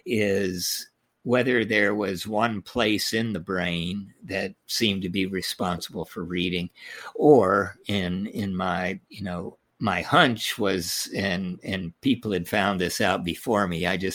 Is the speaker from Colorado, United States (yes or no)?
no; Holyoke, Massachusetts, United States; also born or lived in Tokyo, Japan; I was born in Tokyo, Japan. My father was in the military, served in Europe during World War II, then was on MacArthur's staff. And so moved to Holyoke, Massachusetts, and started school early